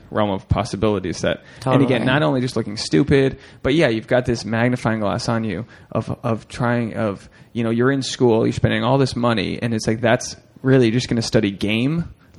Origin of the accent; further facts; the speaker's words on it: Rhode Island, United States; moved away; I'm, you know, from Rhode Island, not too far away.